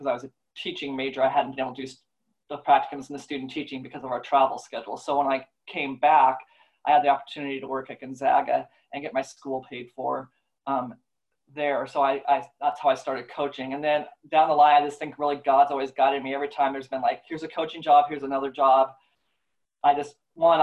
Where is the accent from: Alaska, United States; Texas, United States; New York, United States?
Alaska, United States; moved away; also born or lived in Oregon; I grew up in Alaska